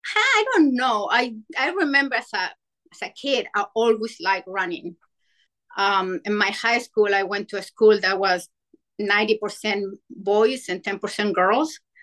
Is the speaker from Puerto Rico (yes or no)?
no; Chile; moved away as an adult; now in Virginia, United States; I'm from Chile, so I moved to the state